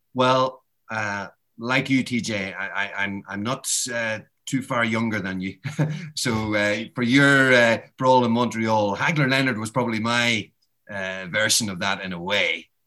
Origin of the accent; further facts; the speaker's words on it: Ireland; I'm Irish.